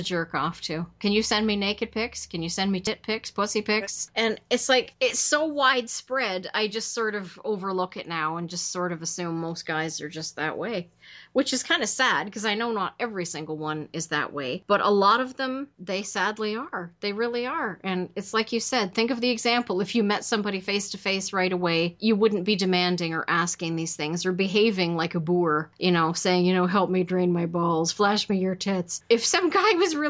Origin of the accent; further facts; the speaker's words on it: Canada; I'm Canadian